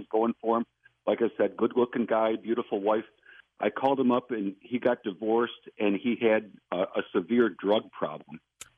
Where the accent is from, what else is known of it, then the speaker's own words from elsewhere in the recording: Buffalo, New York, United States; now in Charlotte, United States; I've lived in Charlotte for 30 years. And I'm originally from Buffalo, New York